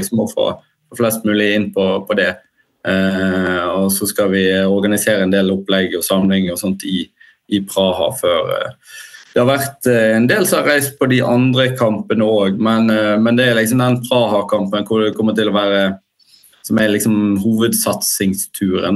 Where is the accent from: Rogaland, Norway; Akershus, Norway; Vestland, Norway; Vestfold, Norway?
Vestland, Norway; Bergen; som bergensere så tenker vi ofte at vi sitter liksom i vår egen boble